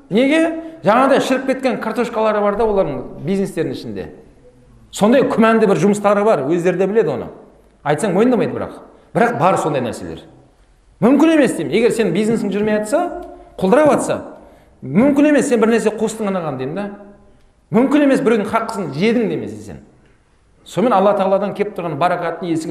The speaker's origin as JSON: {"language": "Kazakh", "town": "Abai", "region": "Turkistan Region", "country": "Kazakhstan", "tie": "born or raised there", "also_born_or_lived": "Karaganda / Cairo", "moved": "yes", "lives_now": "Almaty, Kazakhstan", "said": "мен мынау осы сарыағаш жағында абай деген жердің тумасымын туып өскен балалық шағым сол жерде өткен қазір алматыдамын"}